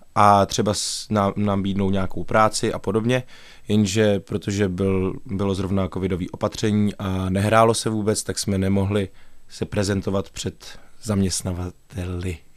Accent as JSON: {"language": "Czech", "town": "České Budějovice", "region": "South Bohemian Region", "country": "Czechia", "tie": "born or raised there", "moved": "as an adult", "lives_now": "Liberec, Czechia", "said": "strávil jsem v Budějících vlastně svoje mládí, jak základní školu, tak střední školu."}